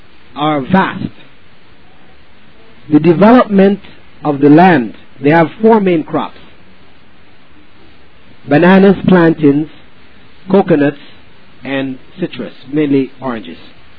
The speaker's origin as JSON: {"language": "English", "country": "Belize", "said": "in the sense that I am from Belize and I'm trying to get everybody to come back with me to Belize, because I'm not."}